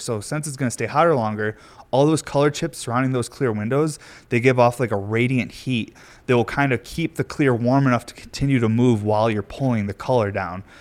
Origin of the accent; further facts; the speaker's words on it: New York, United States; moved away; I'm from New York